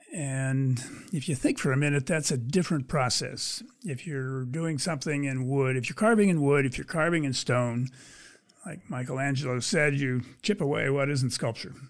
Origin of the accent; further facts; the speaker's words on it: Pennsylvania, United States; moved away as an adult; also born or lived in Indiana / California / Nigeria; now in Michigan, United States; I grew up in Pennsylvania.